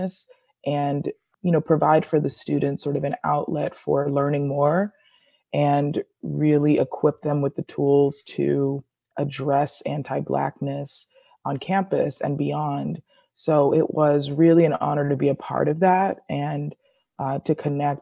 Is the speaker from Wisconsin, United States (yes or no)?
no; Rowland Heights, California, United States; I am from Roland Heights, Southern California, which is in LA County, a small town